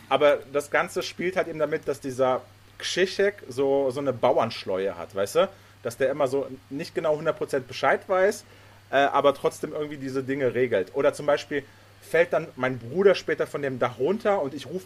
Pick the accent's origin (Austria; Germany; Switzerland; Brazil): Germany; also born or lived in Poland; Ich komme ja gebürtig aus Polen, bin dann nach Deutschland gezogen mit meinen Eltern, als ich sechs war.